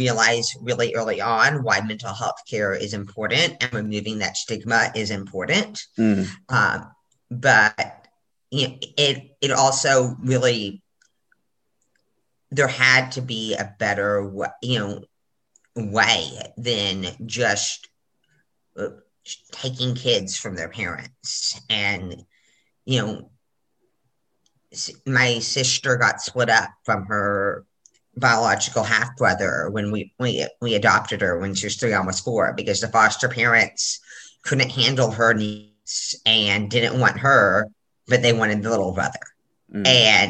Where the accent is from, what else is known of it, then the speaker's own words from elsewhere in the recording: Corpus Christi, Texas, United States; now in Alabama, United States; I grew up in Corpus Christi, Texas